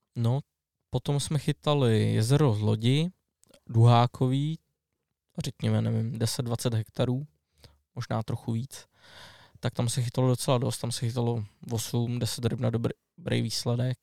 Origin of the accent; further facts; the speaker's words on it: Strakonice, South Bohemian Region, Czechia; jsem ze Strakonic, tak tam mám volinku a otavu